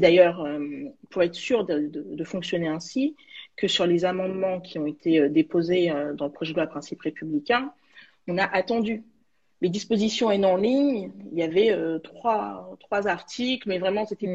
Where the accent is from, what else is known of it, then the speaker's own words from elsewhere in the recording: Saint-Ouen, Île-de-France, France; also born or lived in Villetaneuse / Val-de-Marne; j'ai grandi à Villetaneuse et puis à Saint-Ouen